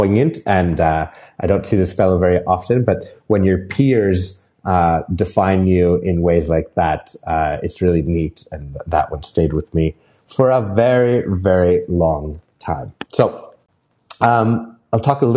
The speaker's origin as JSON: {"language": "English", "town": "Whistler", "region": "British Columbia", "country": "Canada", "tie": "born or raised there", "said": "in my hometown of Whistler"}